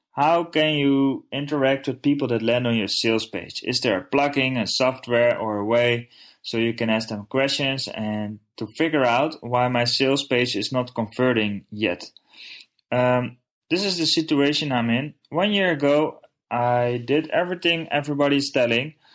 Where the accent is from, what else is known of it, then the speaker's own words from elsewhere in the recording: Netherlands; I'm from the Netherlands